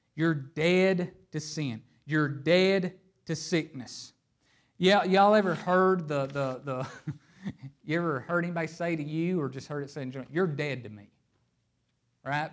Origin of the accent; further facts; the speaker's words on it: Hazard, Kentucky, United States; I am a boy from Hazard, Kentucky.